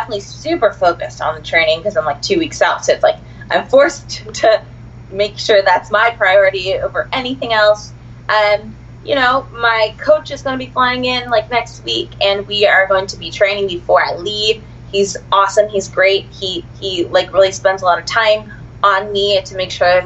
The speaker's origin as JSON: {"language": "English", "town": "Akron", "region": "Ohio", "country": "United States", "tie": "born or raised there", "moved": "as an adult", "lives_now": "Los Angeles, United States", "said": "So I grew up in Ohio. Akron, Ohio was my hometown, and I stayed there till I was about 2 years ago"}